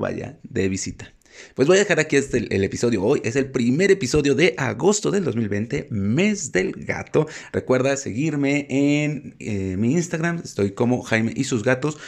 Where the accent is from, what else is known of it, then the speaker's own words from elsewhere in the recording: Mexico; en México tenemos que llevar a los gatos al veterinario